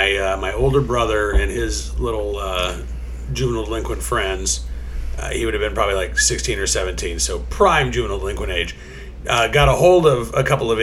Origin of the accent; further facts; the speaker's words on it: Oklahoma City, Oklahoma, United States; growing up in Oklahoma, I mean, I grew up in South Oklahoma City, and it may have been illegal, but we were probably like 2 miles from the city line.